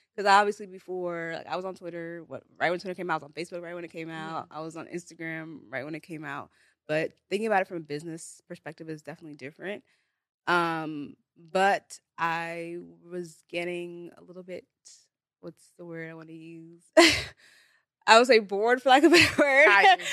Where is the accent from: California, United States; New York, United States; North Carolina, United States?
California, United States; Bay Area; first language Igbo; I'm from the Bay Area